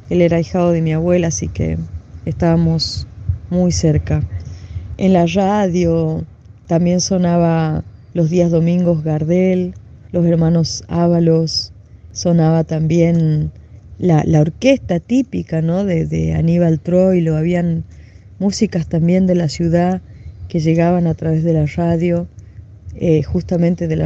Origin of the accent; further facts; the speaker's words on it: Humahuaca, Jujuy, Argentina; Soy de Humahuaca y ser de Humahuaca a veces es una, una responsabilidad muy grande dentro de, la provincia de Jujuy